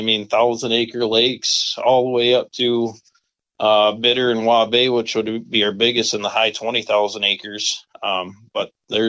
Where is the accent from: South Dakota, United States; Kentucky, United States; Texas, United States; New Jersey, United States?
South Dakota, United States; Sioux Falls; now in Webster, United States; So I'm originally from Sioux Falls, South Dakota. I graduated in a little town just north of there, about 20 miles. I grew up fishing eastern South Dakota with my dad mostly.